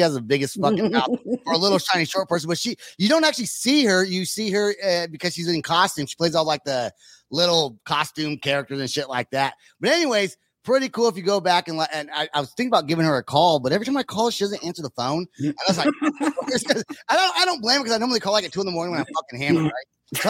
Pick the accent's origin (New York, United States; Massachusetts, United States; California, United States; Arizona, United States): California, United States; just a little local band from my hometown in California.